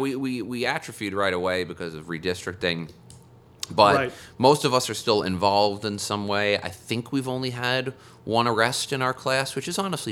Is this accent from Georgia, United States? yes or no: no; New Jersey, United States; moved away as an adult; also born or lived in New York; now in Allentown, United States; I'm from New Jersey. I was born and raised, I was born in New York technically, but I was raised in New Jersey, grew up there till I was 18